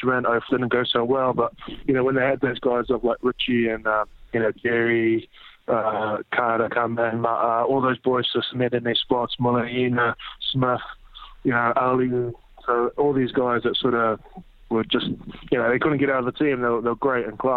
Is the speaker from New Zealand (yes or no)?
yes; Papakura, Auckland, New Zealand; moved away as an adult; now in Gloucester, United Kingdom; I grew up in South Auckland, so a town called Papakura.